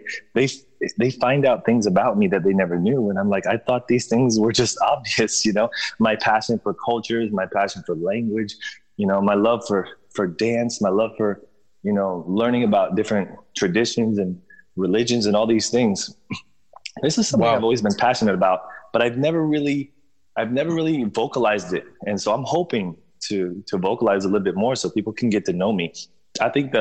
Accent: Bartow, Florida, United States; I lived in Bartow, and, it's a city about 1 hour east of Tampa, Florida. And it is, it was a predominantly Mexican neighborhood that I lived in. And I just, you know, I grew up there

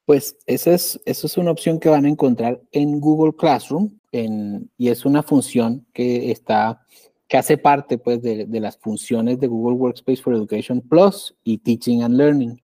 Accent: Colombia; yo soy de Colombia

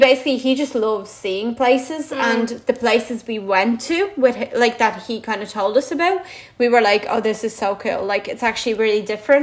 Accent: Latvia; now in Ireland; And I was like, well, I'm actually Latvian.

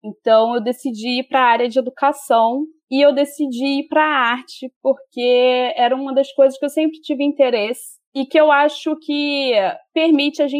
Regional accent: Rio de Janeiro, Brazil; Eu sou nascida e criada na Baixada Fluminense e eu estudei na FAITEC da Baixada Fluminense.

